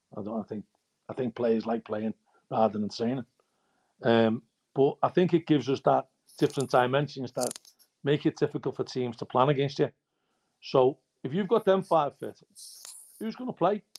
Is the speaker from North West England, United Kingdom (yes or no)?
yes; Liverpool, North West England, United Kingdom; I'm from Liverpool